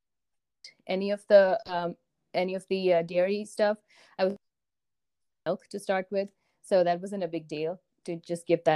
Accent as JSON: {"language": "English", "town": "Chennai", "region": "Tamil Nadu", "country": "India", "tie": "born or raised there", "also_born_or_lived": "northwestern India / Ohio", "moved": "as an adult", "lives_now": "United States", "said": "I grew up in a city called Chennai in the south of India. That's where I was born. And I lived there until after high school."}